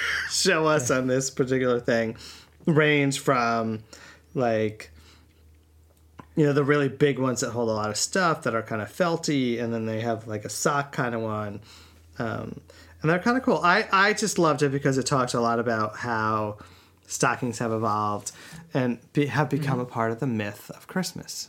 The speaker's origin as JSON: {"language": "English", "region": "Northeast", "country": "United States", "tie": "born or raised there", "said": "we grew up in the Northeast and yeah, it was like snowy and winter wonderland"}